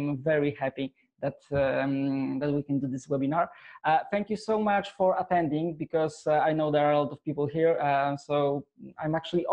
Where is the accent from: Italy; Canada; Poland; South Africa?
Poland; I'm from Poland.